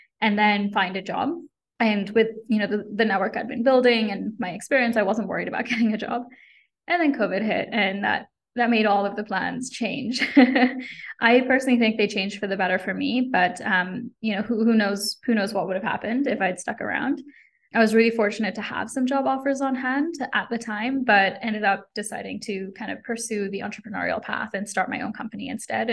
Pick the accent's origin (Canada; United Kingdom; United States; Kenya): Kenya; moved away; I was born and grew up in Kenya